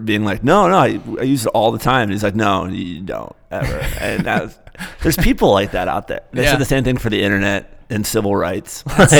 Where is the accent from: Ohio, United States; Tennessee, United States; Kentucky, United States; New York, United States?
Ohio, United States; Cincinnati; moved away; I'm from Cincinnati. So you say I lived there for years.